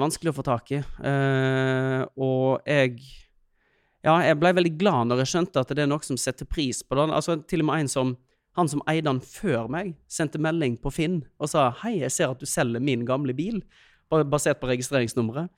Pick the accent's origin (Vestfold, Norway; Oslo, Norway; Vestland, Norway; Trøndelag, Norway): Vestland, Norway; Øystese; moved away; jeg kommer jo fra Øystese, eh, så vi begynte jo å kjøre bil når vi var tolv